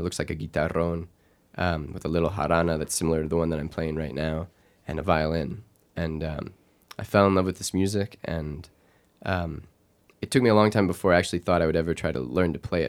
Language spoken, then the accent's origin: English; Missouri, United States; I'm originally from Missouri, and so grew up kind of playing, you know, folk music and alt country and getting exposed to a lot of bluegrass.